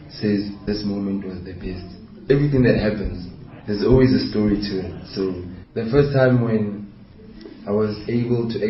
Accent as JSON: {"language": "English", "town": "Bloemfontein", "region": "Free State", "country": "South Africa", "tie": "born or raised there", "said": "They took me to Grey College and then you know as a child growing up in the Gasi, it's, it's for me"}